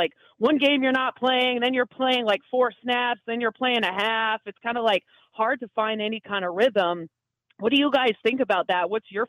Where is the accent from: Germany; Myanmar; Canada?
Canada; I grew up, so I'm Canadian. Obviously, in Canada, we don't have the NFL.